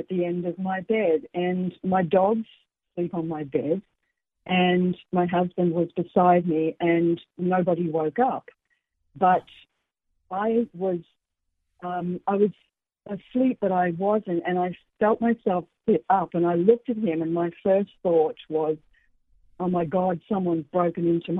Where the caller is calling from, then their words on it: Queensland, Australia; Queensland, Australia. Nice and early here.